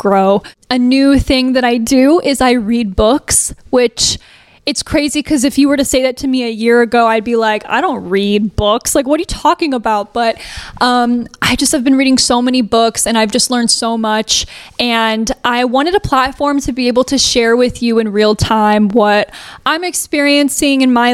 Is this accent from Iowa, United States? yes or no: no; Fisherville, Tennessee, United States; moved away; I really didn't come from the industry. I came from Fisherville, Tennessee